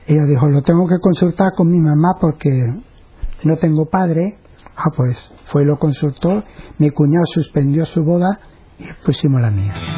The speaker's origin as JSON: {"language": "Spanish", "town": "Medina-Sidonia", "region": "Andalusia", "country": "Spain", "tie": "born or raised there", "moved": "yes", "said": "Medina Sidonia, provincia de Cádiz"}